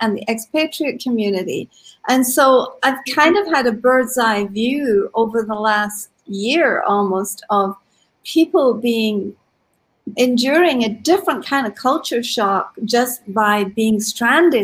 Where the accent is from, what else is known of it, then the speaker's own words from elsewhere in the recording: Scotland, United Kingdom; moved away as an adult; also born or lived in Mexico; now in Denver, United States; I grew up in Scotland, but I have been an expatriate for several decades